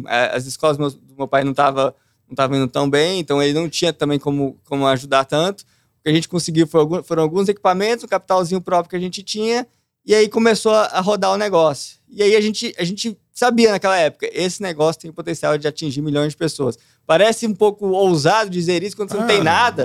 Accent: Brasília, Federal District, Brazil; Nasci lá, Nascido, cresci criado. lá. Só o tempo que eu morei fora, né? Que é aí que eu passei distante, mas o resto eu fiquei em Brasília

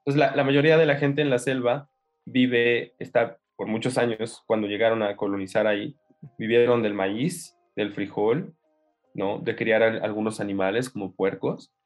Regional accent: Mexico City, Mexico; vengo de la Ciudad de México. Ahí, nací, crecí en esta gran en Gran Monstruo

